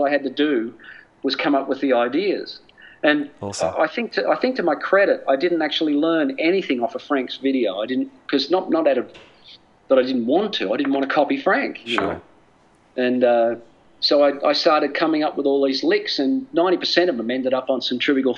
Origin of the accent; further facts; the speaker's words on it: Australia; moved away; also born or lived in United States; I'm an Australian. All my family are here